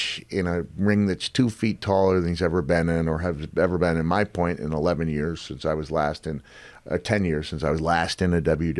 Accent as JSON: {"language": "English", "town": "Setauket", "region": "New York", "country": "United States", "tie": "born or raised there", "said": "I was born in Setauket, which is the next town"}